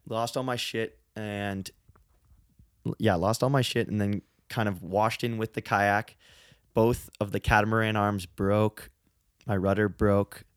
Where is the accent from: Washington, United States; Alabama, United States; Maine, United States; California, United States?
California, United States; San Francisco; I grew up in San Francisco